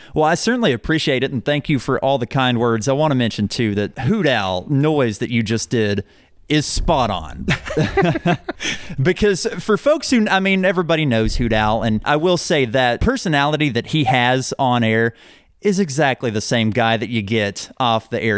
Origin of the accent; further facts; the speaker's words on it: Owasso, Oklahoma, United States; also born or lived in Collinsville, Oklahoma / Shawnee, Oklahoma; I'm from here. I grew up in Owasso.